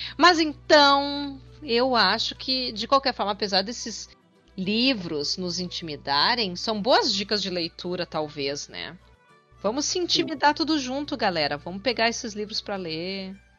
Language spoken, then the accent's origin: Portuguese; Rio Grande do Sul, Brazil; eu sou gaúcha